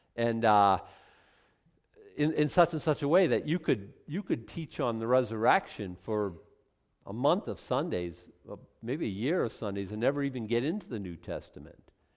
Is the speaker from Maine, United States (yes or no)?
yes; Maine, United States; we're from Maine, and we're, like, totally cool people